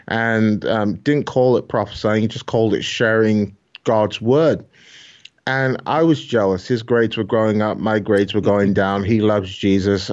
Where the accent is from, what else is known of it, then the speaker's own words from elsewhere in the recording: Glasgow, Scotland, United Kingdom; accent: Scottish; also born or lived in Nigeria; I grew up in Glasgow